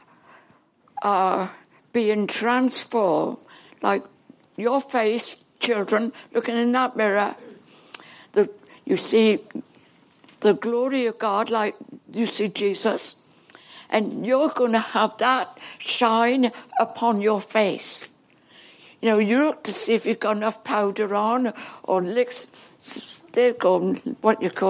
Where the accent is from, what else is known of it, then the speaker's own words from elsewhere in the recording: England, United Kingdom; accent: English; moved away as an adult; now in Canada; Now, I'm English. I can't talk Canadian yet. I never will. No, they're really English, but I'm like born and bred in England, and I just can't get rid of my English talk.